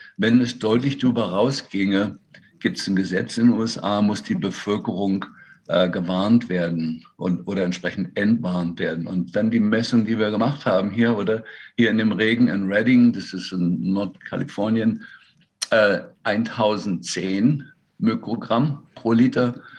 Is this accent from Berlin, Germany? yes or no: yes; Berlin, Germany; moved away as an adult; also born or lived in Freiburg; now in Seattle, United States; ich bin äh, eigentlich in Berlin geboren, eigentlich Berliner